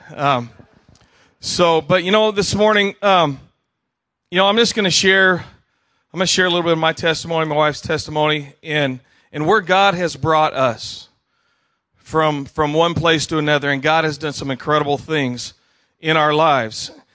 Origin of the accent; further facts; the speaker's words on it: Tucson, Arizona, United States; also born or lived in Idaho / Wyoming; as a little kid, I was raised in Tucson, Arizona.